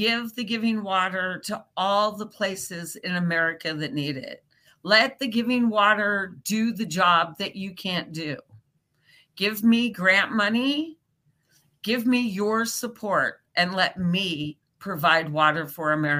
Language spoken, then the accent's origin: English; Nebraska, United States; I am from Nebraska myself